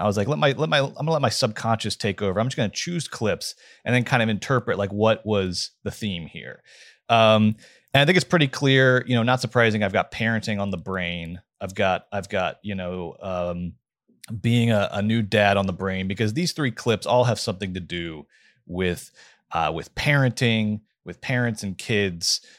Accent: Georgia, United States; I'm from the South

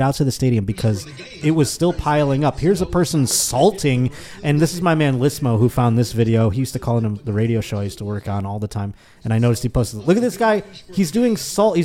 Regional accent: Buffalo, New York, United States; now in Los Angeles, United States

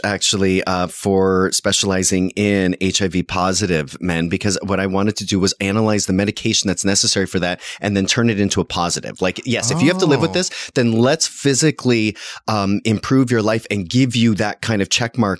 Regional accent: Canada; now in United States; No, I was plucked from Canada in the original pre-Broadway Mamma Mia cast.

